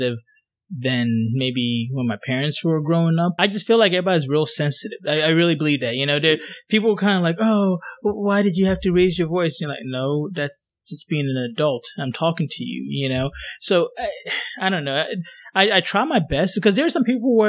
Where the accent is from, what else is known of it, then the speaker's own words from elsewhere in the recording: Ghana; moved away; I'm from Ghana.